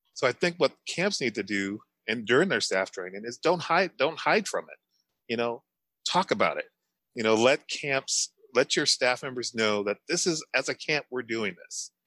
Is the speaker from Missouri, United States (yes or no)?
yes; St. Louis, Missouri, United States; moved away as an adult; now in New Hampshire, United States; I'm originally from St. Louis, Missouri, a predominantly black town in St. Louis. Come out here to New Hampshire.